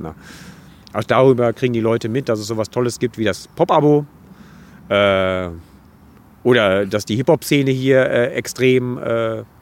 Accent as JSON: {"language": "German", "town": "Dortmund", "region": "North Rhine-Westphalia", "country": "Germany", "tie": "born or raised there", "said": "Also ich komme aus dem Ruhrgebiet, ich bin hier geboren"}